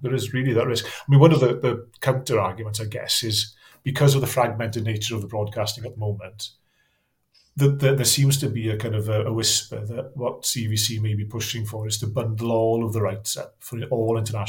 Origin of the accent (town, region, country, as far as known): Wales, United Kingdom